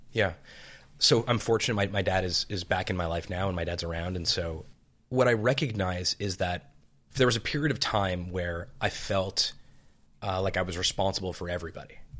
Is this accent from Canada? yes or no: yes; Montreal, Quebec, Canada; I was born in Montreal.